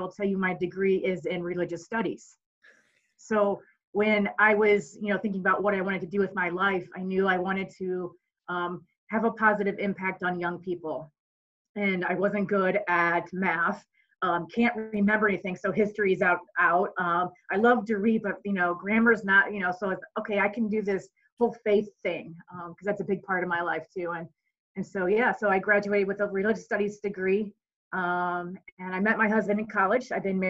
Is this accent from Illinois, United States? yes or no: no; St. Louis, Missouri, United States; born and raised in St. Louis, Missouri. I'm the oldest of seven kids.